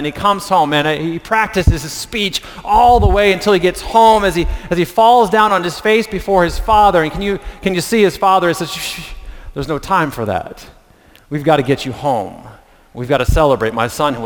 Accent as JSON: {"language": "English", "town": "Reading", "region": "Pennsylvania", "country": "United States", "tie": "born or raised there", "moved": "yes", "said": "I grew up with Teresa in Pennsylvania, going to Reading Junior Academy together"}